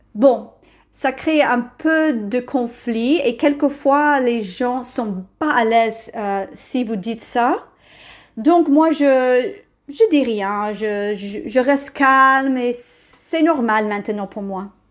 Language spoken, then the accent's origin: French; United States; now in France; je suis américaine